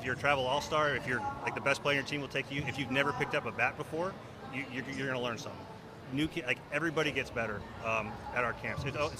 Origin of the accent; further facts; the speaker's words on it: Shaker Heights, Ohio, United States; I grew up in Shaker Heights.